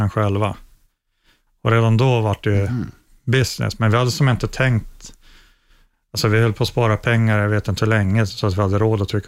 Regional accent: Norrland, Sweden; ja men det är väl kanske min norrländska tjurighet där, att jag, jag ger inte upp

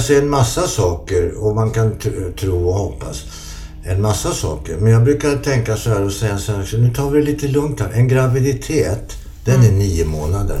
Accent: Solna, Stockholm County, Sweden; jag är också uppvuxen i Solna

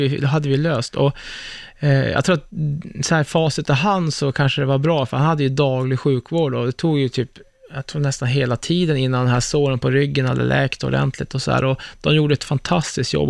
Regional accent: Örnsköldsvik, Västernorrland County, Sweden; jag är från Örnsköldsvik. Liksom, ja. jag, jag är ju bara en Norrlandskille

